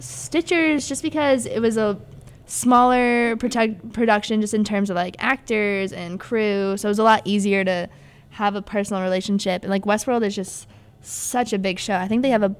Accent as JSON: {"language": "English", "town": "Littleton", "region": "Colorado", "country": "United States", "moved": "as an adult", "lives_now": "Chicago, United States", "said": "I'm originally from Littleton, Colorado, which is a suburb right outside of Denver"}